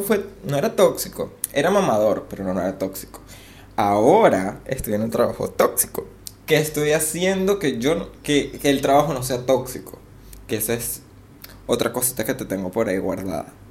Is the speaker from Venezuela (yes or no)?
yes; Venezuela; now in Argentina; soy venezolano